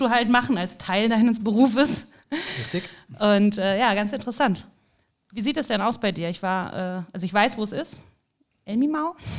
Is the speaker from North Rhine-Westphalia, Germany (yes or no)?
yes; Cologne, North Rhine-Westphalia, Germany; ich komme halt aus Köln